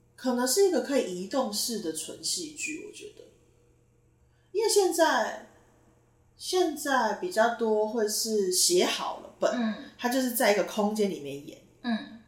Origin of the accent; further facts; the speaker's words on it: Taitung, Taitung County, Taiwan; 其实我是台东人啦